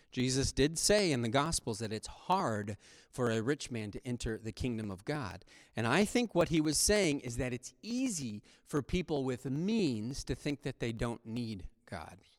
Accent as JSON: {"language": "English", "country": "United States", "said": "modern American Christians"}